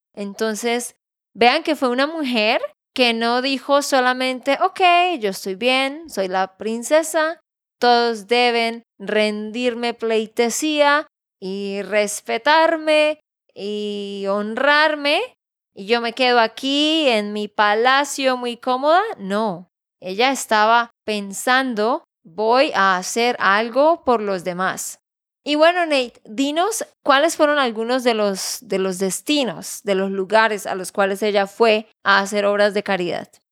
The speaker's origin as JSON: {"language": "Spanish", "region": "Santander", "country": "Colombia", "said": "de Santander, Colombia"}